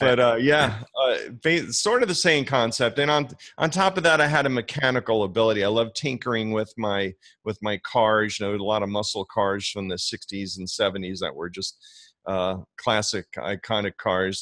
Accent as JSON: {"language": "English", "area": "New York area", "region": "New Jersey", "country": "United States", "tie": "born or raised there", "moved": "yes", "lives_now": "Florida, United States", "said": "growing up in the New York area"}